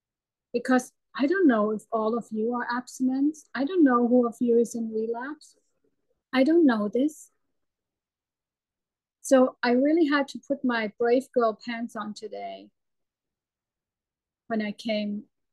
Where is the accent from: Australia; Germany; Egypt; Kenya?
Germany; English is a second language; moved away; I left our home, my home country. My husband is German too, but we moved to America. We moved to Canada. We were a short time in China, always running away.